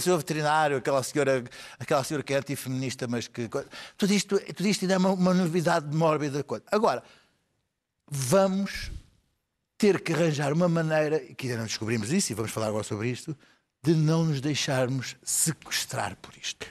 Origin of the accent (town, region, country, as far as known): Portugal